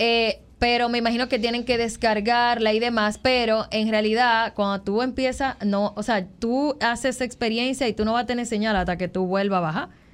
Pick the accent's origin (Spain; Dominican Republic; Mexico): Dominican Republic; como creadora de contenidos de viaje y como dominicana